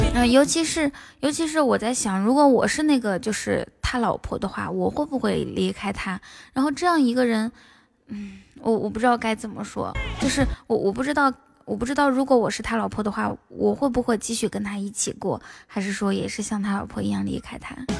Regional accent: Inner Mongolia, China; 我是内蒙古的

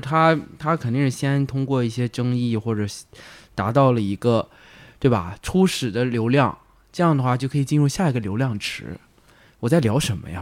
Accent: northern China, China; moved away as an adult; now in Guangzhou, China; 那我是一个北方人嘛，我来广州没有，就是也是几年

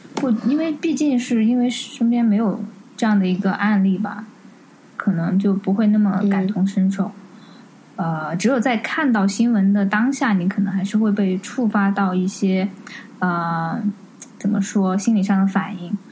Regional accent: Sichuan, China; 我们四川人

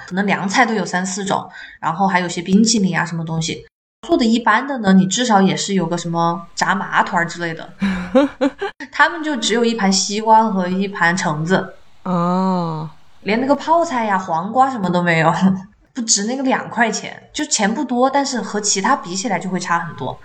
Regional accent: Chongqing, China; now in Seattle, United States; 我作为重庆人

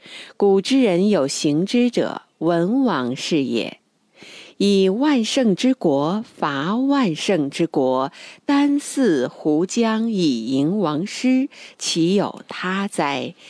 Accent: China; 在什么山头唱什么歌，咱是中国人，还按照我们的礼数来。

